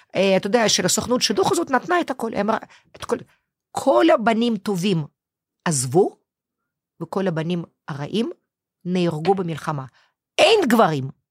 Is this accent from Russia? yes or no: yes; Moscow, Russia; Hebrew is a second language; moved away as an adult; now in Israel; אני היחידה שנולדתי במוסקבה